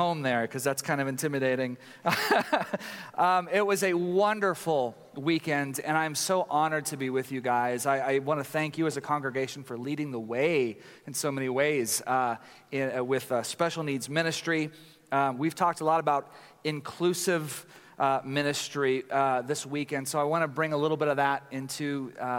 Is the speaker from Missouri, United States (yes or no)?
no; Tyler, Texas, United States; I grew up in Tyler, Texas, a place that has less than 250,000 people but has 500 churches